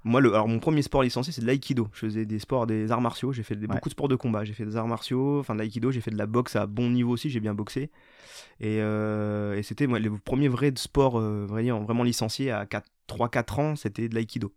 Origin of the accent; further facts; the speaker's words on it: Raon-l'Étape, Grand Est, France; moved away as an adult; also born or lived in Saint-Dié / Nancy; now in Paris, France; je suis né à Raon, j'ai grandi à Raon